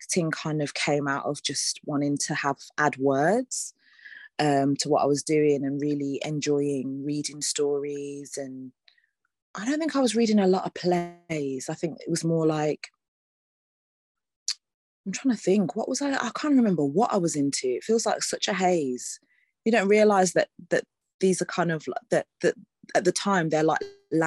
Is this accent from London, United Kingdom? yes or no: no; Birmingham, West Midlands, United Kingdom; I am Brummie through and through. So, yeah, the community network there in terms of the arts is, like, it's a proper lifeline for a lot of people. And yeah, like, there were so many opportunities for me as a young person